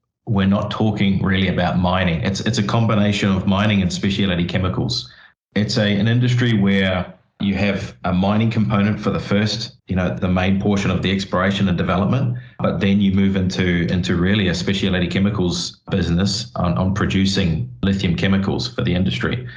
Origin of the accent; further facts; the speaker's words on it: New Zealand; I grew up in New Zealand